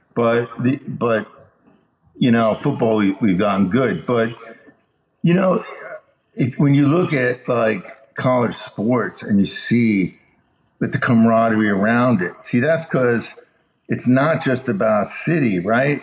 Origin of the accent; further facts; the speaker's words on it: Chicago, Illinois, United States; I was born in Chicago, so I really like the White Sox